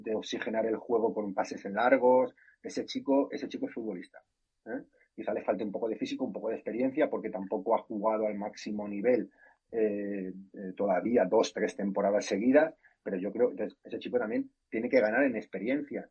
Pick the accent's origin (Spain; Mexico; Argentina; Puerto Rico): Spain; como soy español